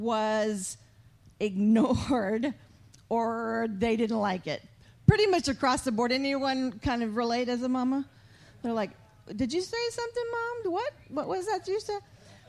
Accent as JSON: {"language": "English", "town": "San Antonio", "region": "Texas", "country": "United States", "also_born_or_lived": "Missouri", "moved": "yes", "said": "I'm from Texas, from San Antonio, but when we moved to Missouri, North of Kansas City we were made fun of right away because we said y'all."}